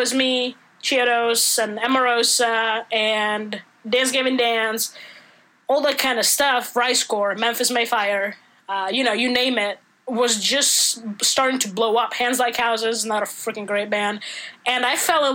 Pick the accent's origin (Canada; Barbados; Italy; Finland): Italy; English is a second language; moved away as an adult; now in United States; I grew up in Italy up until I was 19 or 20